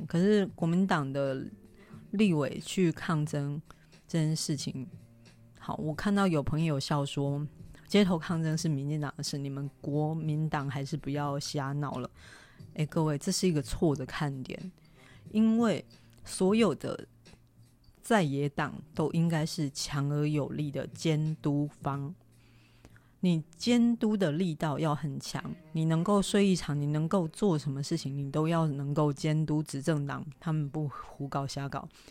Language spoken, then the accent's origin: Chinese; Taiwan; 我们都是台湾人，我们生在台湾，长在台湾